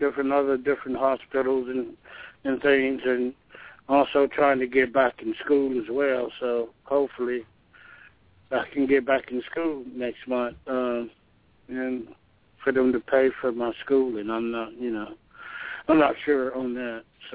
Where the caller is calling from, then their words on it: Georgia, United States; I'm calling from Georgia.